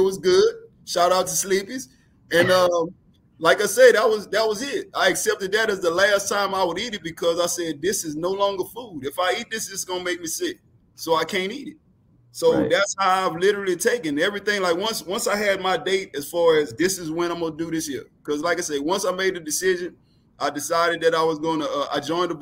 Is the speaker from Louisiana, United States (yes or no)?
yes; New Orleans, Louisiana, United States; also born or lived in Houston; I'm from New Orleans.